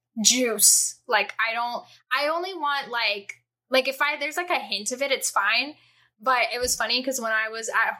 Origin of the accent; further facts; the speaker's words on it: United States; I grew up in the desert. Yeah. And I still live in the desert